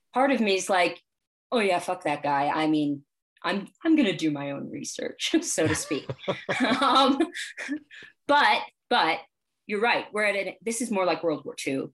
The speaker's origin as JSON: {"language": "English", "country": "United States", "tie": "born or raised there", "said": "I was born here. I'm American"}